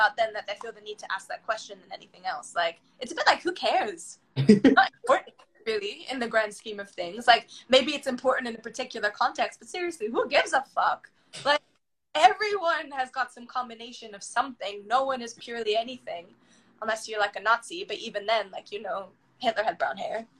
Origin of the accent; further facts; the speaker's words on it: United Kingdom; Like, for example, nationality-wise, you hear it in my accent. I'm both British.